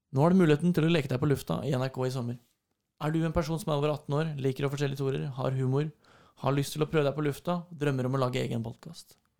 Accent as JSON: {"language": "Norwegian", "town": "Fredrikstad", "region": "Østfold", "country": "Norway", "moved": "yes", "said": "da var jeg hjemme i Fredrikstad"}